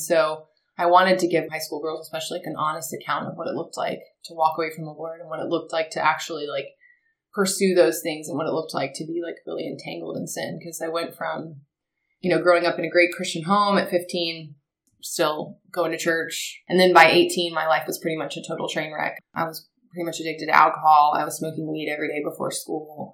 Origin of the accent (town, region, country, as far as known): Marietta, Georgia, United States; born or raised there